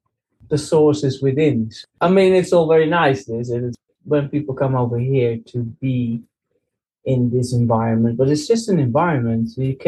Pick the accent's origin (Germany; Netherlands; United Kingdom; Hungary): Netherlands; now in Spain; I'm joining you at the moment from Spain, but I'm from the Netherlands myself, but I live in Spain.